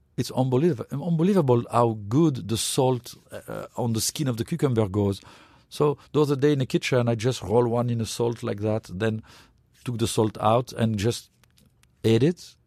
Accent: France; now in United States; when I grew up in France

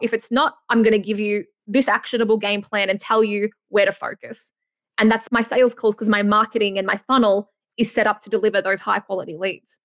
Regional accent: Australia; accent: Aussie; my Aussie accent

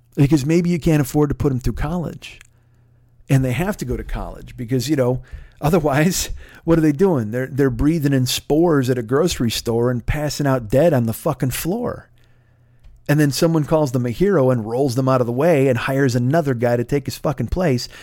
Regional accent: Midwest, United States; I grew up in the Midwest and I grew up in a union house

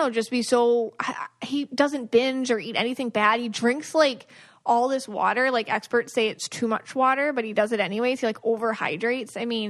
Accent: Buffalo, New York, United States; I'm also from Buffalo

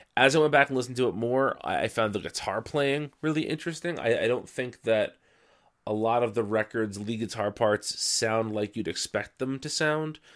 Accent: New Jersey, United States; I'm from New Jersey

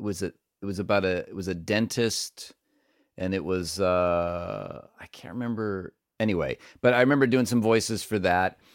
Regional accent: Cleveland, Ohio, United States; growing up in Cleveland, and so most of it is set in that neighborhood that I grew up

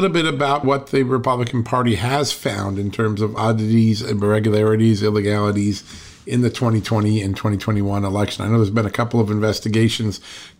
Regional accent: Virginia, United States; my home state of Virginia

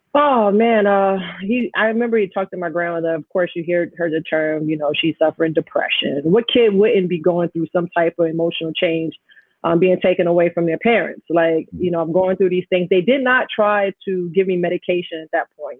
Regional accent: New York City, New York, United States; also born or lived in Jamaica, Queens; growing up in Astoria, having my parents separate.

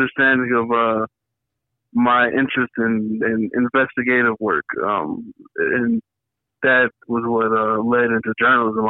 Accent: Chicago, Illinois, United States; I grew up in Uptown on the north side

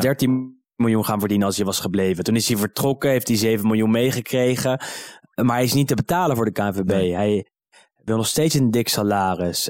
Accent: Netherlands; also born or lived in Amsterdam; Ik ben Nederlander

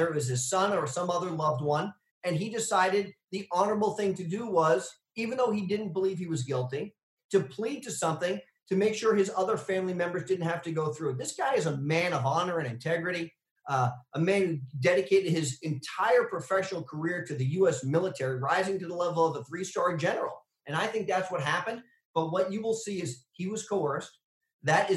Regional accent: New Hampshire, United States; here in my home state of New Hampshire

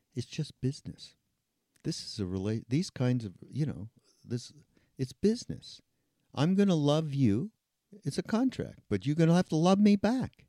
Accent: Canada; I'm from Canada

